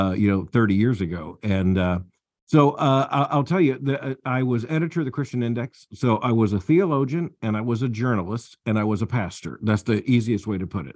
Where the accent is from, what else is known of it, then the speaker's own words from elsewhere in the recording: Florida, United States; moved away; also born or lived in Atlanta, Georgia; down in Florida, uh, uh, which is my home state